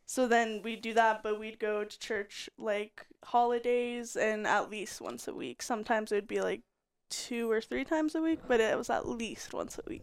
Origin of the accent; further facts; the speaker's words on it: Colorado, United States; also born or lived in Utah; we had moved to Colorado